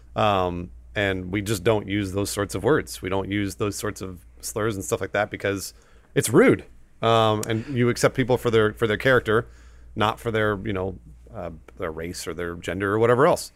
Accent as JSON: {"language": "English", "region": "Southern California", "country": "United States", "tie": "born or raised there", "said": "Adam and I, we grew up here in Southern California"}